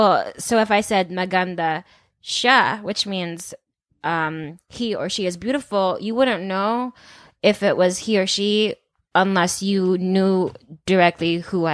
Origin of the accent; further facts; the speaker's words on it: the Bay Area, California, United States; I'm from the Bay.